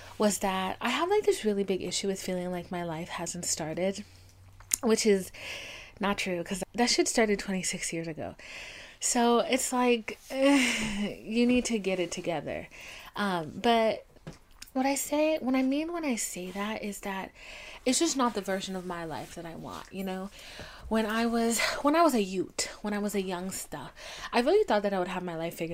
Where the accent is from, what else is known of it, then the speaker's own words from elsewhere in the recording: the South, United States; I'm from the South, like at my age, I'm an old witch